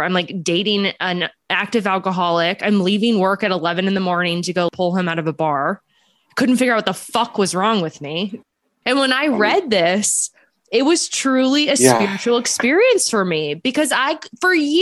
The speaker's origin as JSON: {"language": "English", "town": "Philadelphia", "region": "Pennsylvania", "country": "United States", "tie": "born or raised there", "moved": "yes", "lives_now": "San Francisco, United States", "said": "I'm in San Francisco, but I grew up in Philly"}